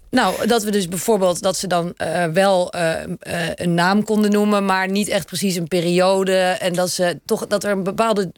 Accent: Netherlands; ik kom uit Nederland

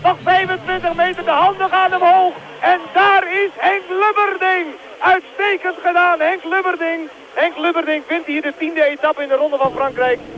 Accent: North Holland, Netherlands; Ik was toen een jaar of 10, 12 en toen heb ik ontmoet daar thuis bij ons in het Noord-Holland, in het Noord-Hollandse Dreven, een zekere Jack van Dam.

